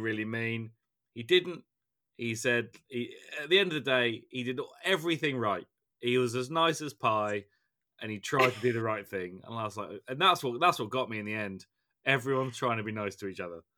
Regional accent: England, United Kingdom; as an Englishman

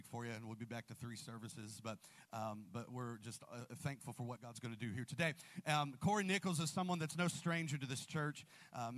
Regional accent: Columbus, Ohio, United States; I'm from Columbus, and my in-laws are here

